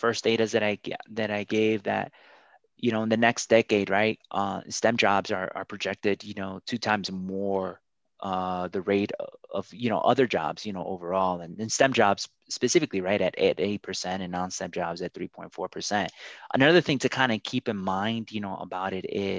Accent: Paterson, New Jersey, United States; also born or lived in Colombia; I'm originally from Columbia, South America. My parents immigrated here and I grew up in Paterson

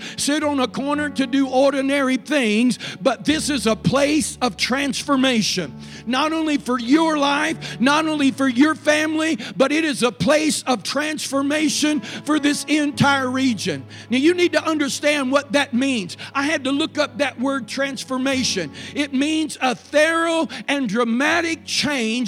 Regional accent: Paducah, Kentucky, United States; I'm from Paducah

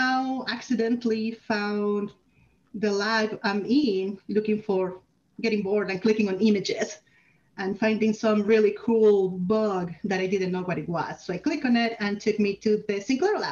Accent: Mexico; moved away as an adult; now in Canada; I'm from Mexico, where I was lined up to be a doctor, and I did 2 years of med school, then came to Canada

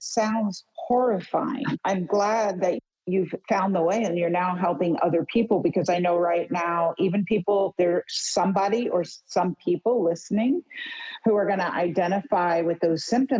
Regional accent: New York City, New York, United States; I grew up in New York City. I went to camp in Connecticut, upstate New York.

